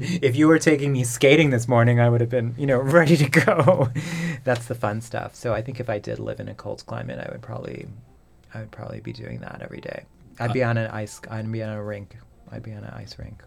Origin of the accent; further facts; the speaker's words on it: Manitoba, Canada; moved away; I grew up in Manitoba, and in farther north than